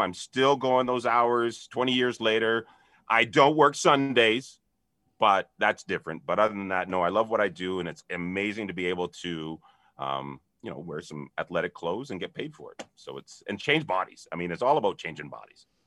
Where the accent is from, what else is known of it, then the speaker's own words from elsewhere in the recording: Canada; being Canadian